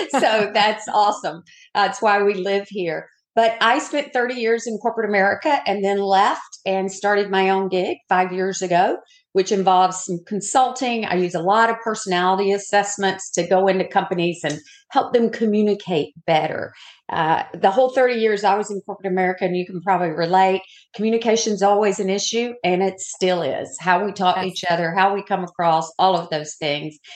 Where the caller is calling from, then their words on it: Daytona Beach, Florida, United States; I am coming from Daytona Beach, where it's not so sunny today.